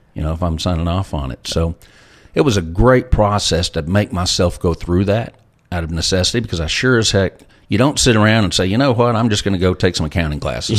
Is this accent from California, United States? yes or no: no; Lubbock, Texas, United States; I grew up in Lubbock, Texas